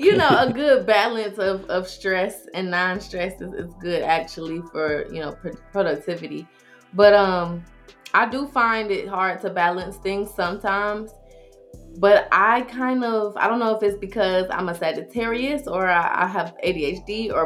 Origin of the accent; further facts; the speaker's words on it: Detroit, Michigan, United States; But, yeah, I'm from Detroit.